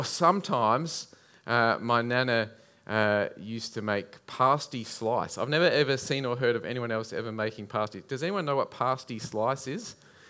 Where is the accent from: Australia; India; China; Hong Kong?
Australia; Adelaide Hills, South Australia; I grew up in the Adelaide Hills